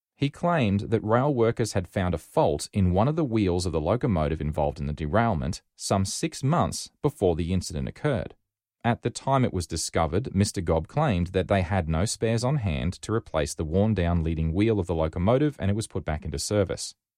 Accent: Rockhampton, Queensland, Australia; moved away as an adult; also born or lived in Sydney; I was from Rockhampton, not even in the same state.

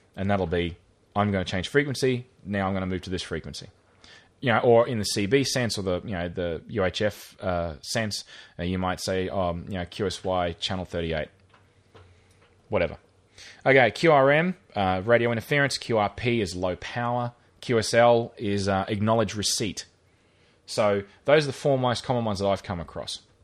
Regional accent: Rockhampton, Queensland, Australia; where I grew up in Rockhampton

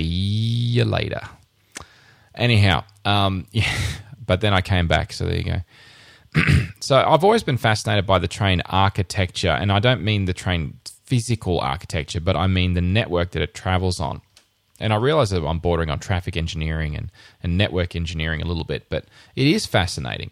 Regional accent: Rockhampton, Queensland, Australia; moved away as an adult; in my hometown, I grew up in Rockhampton

